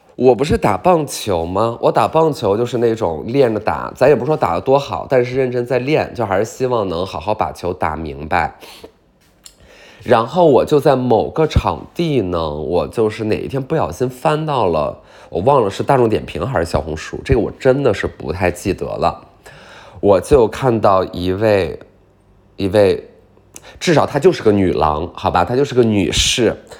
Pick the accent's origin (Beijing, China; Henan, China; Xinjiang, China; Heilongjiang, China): Beijing, China; 我来自北京